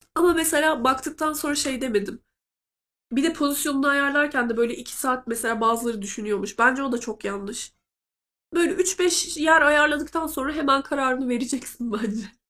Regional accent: Black Sea Region, Turkey; moved away

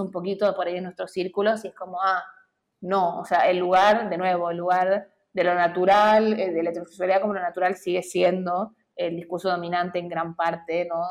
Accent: Santiago del Estero, Argentina; Yo soy hija también de Santiago del Estero

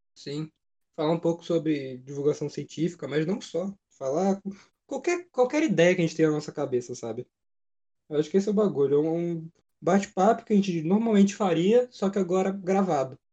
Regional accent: São Paulo, Brazil; moved away as an adult; now in Volta Redonda, Brazil; eu sou de São Paulo. Então é. eu tive que eu tive que viajar, né, para morar em Volta Redonda

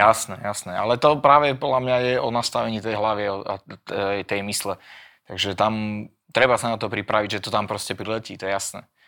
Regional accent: Banská Bystrica, Banská Bystrica Region, Slovakia; ja teraz doma v Bystrici

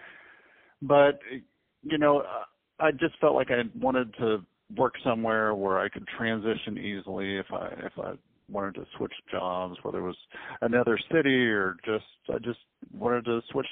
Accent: Dallas, Texas, United States; also born or lived in Kansas; I grew up here in Dallas, Texas, and I'm still here

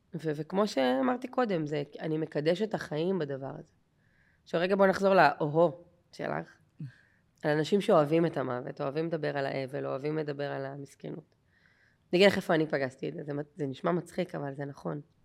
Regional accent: Haifa Bay suburbs, Haifa District, Israel; moved away; אני מהקריות במקור

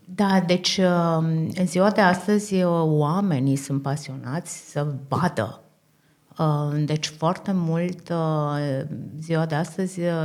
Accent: Romania; also born or lived in Austria; now in Vienna, Austria; înainte de a fi creștini, suntem români

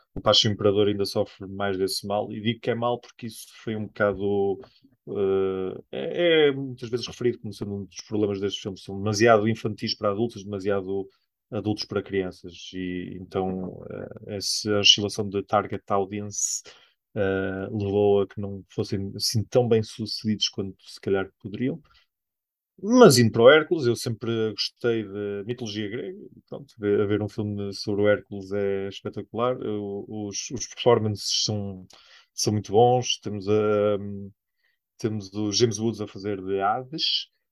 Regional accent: Espinho, Norte, Portugal; nós somos de Espinho.

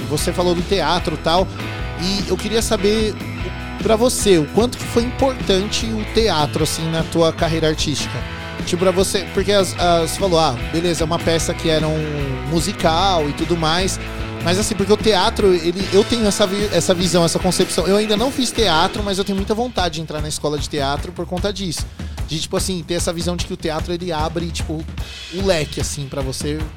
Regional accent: Santo André, São Paulo, Brazil; Lá em Santo André, tem o SESI lá em Santo André também, na Prefeito Saladino ali. Quando eu era moleque, tinha carteirinha no SESI e ia para lá direto, né?

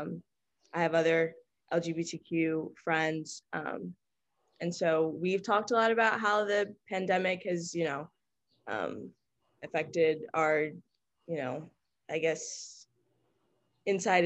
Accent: New York City, New York, United States; I'm from New York City, which is where I'm at right now, actually

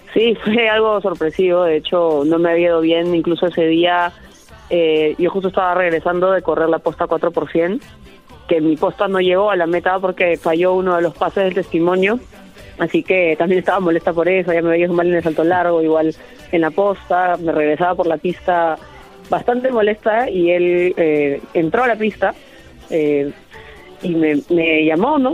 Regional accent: Peru

